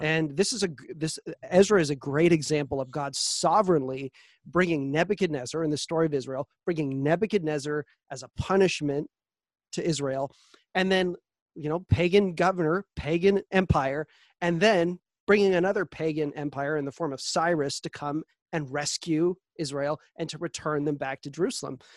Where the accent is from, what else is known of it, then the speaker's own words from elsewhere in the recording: Canada; our freedoms as Canadian citizens